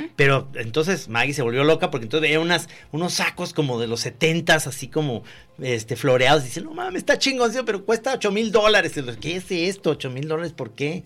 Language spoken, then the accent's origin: Spanish; Guadalajara, Jalisco, Mexico; los zapatillos somos bien nefastos